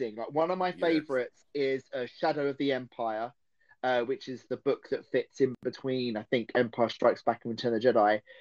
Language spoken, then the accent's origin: English; Essex, East of England, United Kingdom; accent: Essex; It's my Essex accent